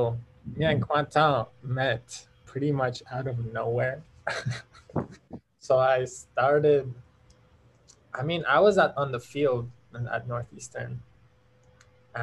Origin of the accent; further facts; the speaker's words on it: Iran; where are you from? And I was like, Iran.